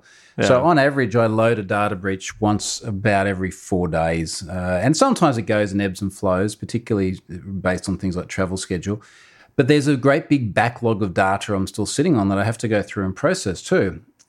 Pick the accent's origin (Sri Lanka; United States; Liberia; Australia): Australia; I am an Australian.